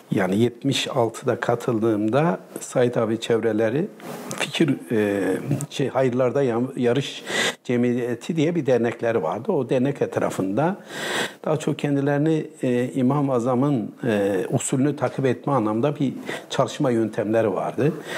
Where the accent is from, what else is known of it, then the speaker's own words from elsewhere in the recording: Malatya, Turkey; now in Istanbul, Turkey; Ben Malatyalıyım. E, Malatya Açıdağ doğumluyum. Ee, Ee, ilkokul, ortaokul, lise, üniversite hepsini Malatya'da okudum